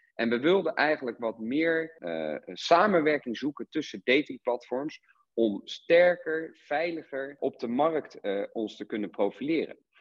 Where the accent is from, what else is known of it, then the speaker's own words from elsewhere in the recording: Rotterdam, South Holland, Netherlands; ik kom uit Rotterdam